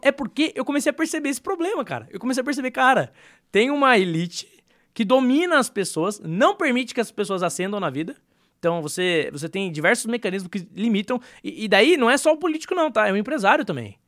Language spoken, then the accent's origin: Portuguese; Brazil; Nós como brasileiros